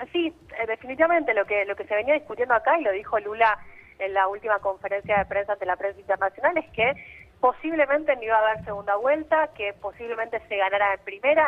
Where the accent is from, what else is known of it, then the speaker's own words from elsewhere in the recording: Argentina; Argentina acá